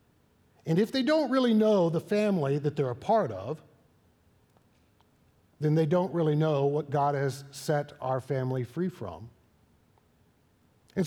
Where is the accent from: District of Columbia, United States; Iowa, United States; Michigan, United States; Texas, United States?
Texas, United States; Waco; I was born in Waco, Texas.